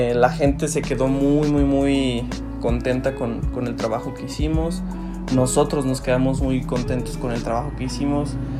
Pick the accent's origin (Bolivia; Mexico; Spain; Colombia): Mexico; Celaya, Guanajuato; soy de aquí de Salaya, Guanajuato